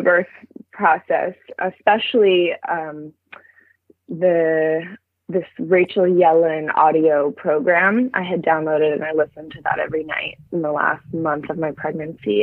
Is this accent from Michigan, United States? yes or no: no; Berkeley, California, United States; also born or lived in Treasure Island, San Francisco Bay Area; we're moving to Berkeley soon, which is my hometown